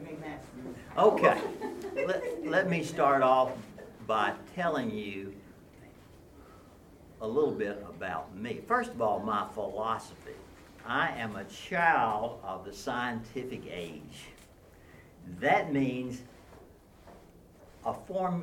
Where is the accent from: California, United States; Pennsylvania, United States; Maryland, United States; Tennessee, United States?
Tennessee, United States; Nashville; I grew up in Nashville in the Green Hills area